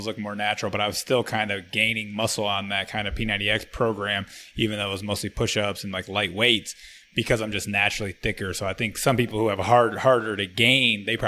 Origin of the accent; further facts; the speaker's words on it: Flint, Michigan, United States; I'm from Flint, Michigan.